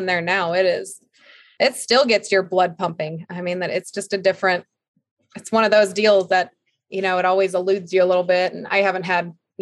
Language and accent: English; Minnesota, United States; moved away; I grew up skiing in Minnesota, snowmobiling and skiing